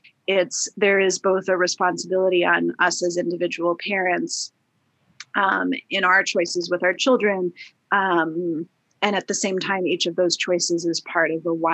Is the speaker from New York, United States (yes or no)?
yes; New York, United States; also born or lived in Minnesota; I also grew up primarily in a New York neighborhood